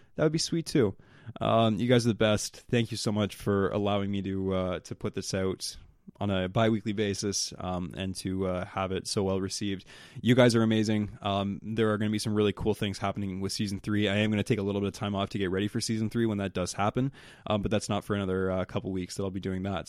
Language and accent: English; the Maritimes, Canada; I'm from the Maritimes